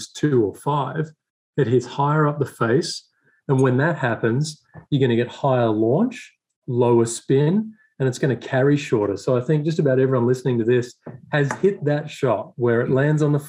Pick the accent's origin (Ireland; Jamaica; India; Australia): Australia; Swan Hill, Victoria; moved away as an adult; also born or lived in Melbourne / Murray Downs, New South Wales; now in United States; I grew up in Melbourne, I grew up in Swan Hill, actually, in Murray Downs